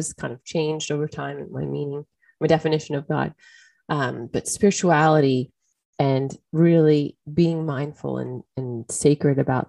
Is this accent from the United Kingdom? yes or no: no; United States; I'm American.